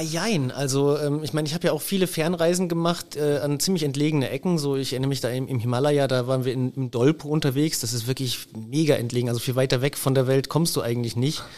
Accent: Germany; also born or lived in Innsbruck, Austria; now in Liguria, Italy; für mich als Deutscher

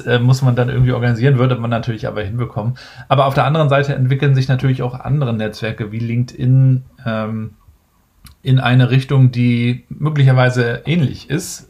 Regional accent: Mecklenburg-Vorpommern, Germany; meiner Heimat Mecklenburg-Vorpommern

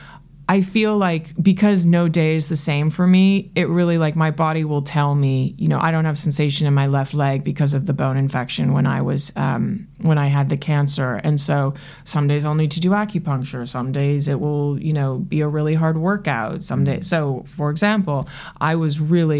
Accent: New York City, New York, United States; the New Yorker that I am

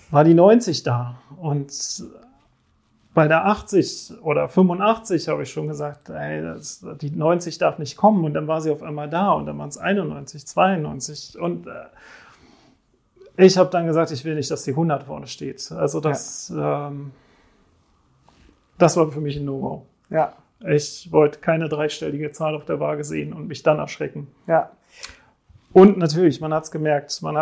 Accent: Switzerland; ich komme aus der Schweiz, bin normalerweise, äh

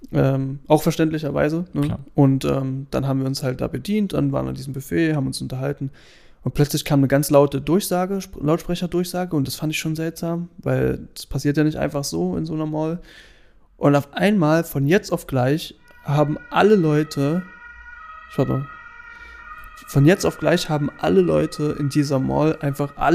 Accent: Germany; Und wir so, na, wir sind Deutsche.

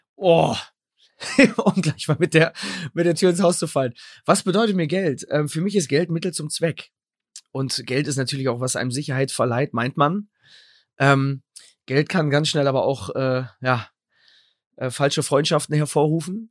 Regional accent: Sendenhorst, North Rhine-Westphalia, Germany; in meiner Stadt Sendnos, wo ich herkomme

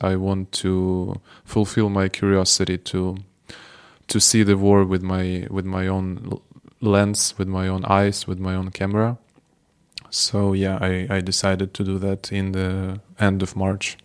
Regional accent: Odesa, Odesa Oblast, Ukraine; English is a second language; moved away as an adult; now in Kyiv, Ukraine; I'm from Odessa myself, but I moved to Kiev uh, almost two years ago

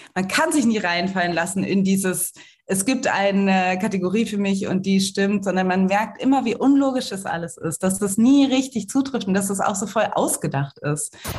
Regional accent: Cologne, North Rhine-Westphalia, Germany; ich komme aus Köln

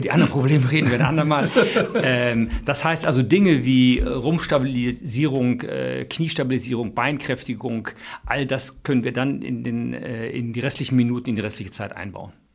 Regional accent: Cologne, North Rhine-Westphalia, Germany; Ich als Kölner

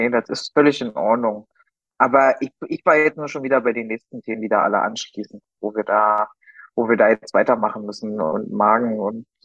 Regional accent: Berlin, Germany; Ja, nicht als Berliner, ne? Als Berliner ist man ja, ich meine, ich nenne das immer Kiez-Nazi.

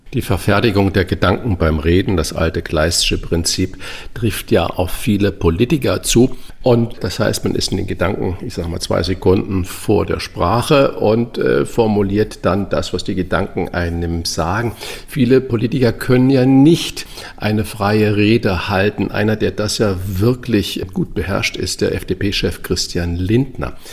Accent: Hamburg, Germany; als Hamburger

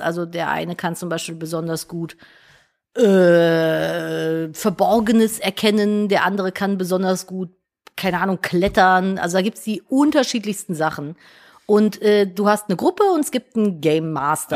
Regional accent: Cologne, North Rhine-Westphalia, Germany; ich bin ja Kölnerin

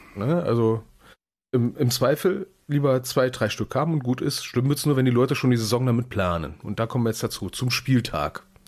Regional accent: Berlin, Germany; ich als gebürtiger Berliner

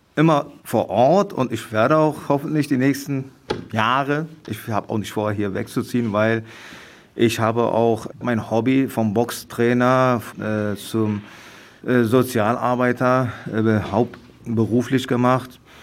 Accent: Berlin, Germany; also born or lived in Mount Ararat area, Turkey; ich bin Friedenauer, ich bin seit 1971 in Friedenau groß geworden.

